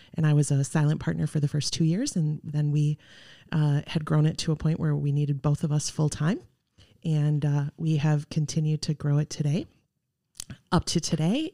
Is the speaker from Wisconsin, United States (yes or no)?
yes; Arcadia, Wisconsin, United States; moved away as an adult; also born or lived in Iowa / Eau Claire, Wisconsin; now in Oshkosh, United States; I grew up in Arcadia, went to college in Iowa